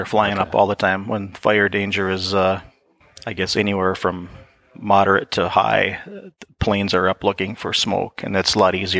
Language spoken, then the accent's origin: English; Minnesota, United States; Yeah, I grew up probably 25 miles south of here.